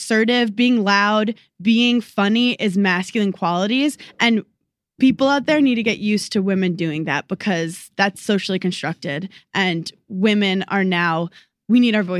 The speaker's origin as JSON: {"language": "English", "town": "New York City", "region": "New York", "country": "United States", "tie": "born or raised there", "said": "I'm a fucking New Yorker."}